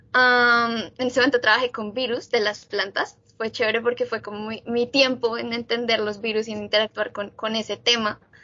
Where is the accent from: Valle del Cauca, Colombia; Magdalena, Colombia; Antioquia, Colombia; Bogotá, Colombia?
Bogotá, Colombia; moved away as an adult; now in United States; yo soy colombiana, nací en Bogotá y viví en Bogotá toda mi vida antes de venir a vivir y estudiar en Estados Unidos